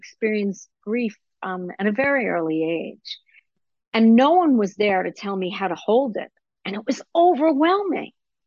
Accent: Israel; I grew up in Israel under the cloud of the Holocaust

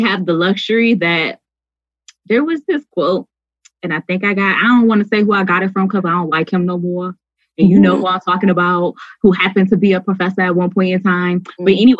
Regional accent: Detroit, Michigan, United States; I'm from Detroit.

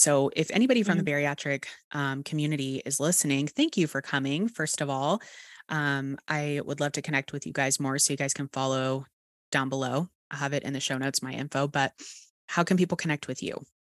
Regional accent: Texas, United States; accent: Texas; my Texas accent

